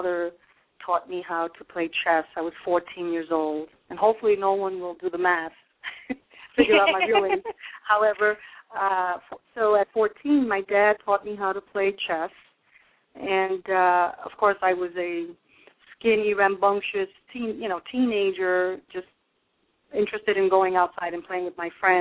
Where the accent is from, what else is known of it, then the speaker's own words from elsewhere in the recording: New York City, New York, United States; moved away as an adult; also born or lived in Brooklyn, New York; now in New Jersey, United States; I was born in Brooklyn, New York, and raised in Manhattan